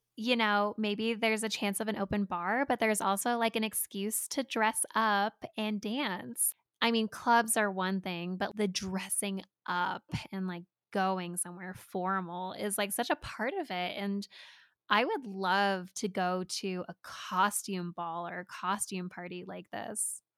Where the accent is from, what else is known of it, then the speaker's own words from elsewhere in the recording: California, United States; now in Colorado, United States; as a California transplant into Colorado, people don't really seem that impressed that I'm from California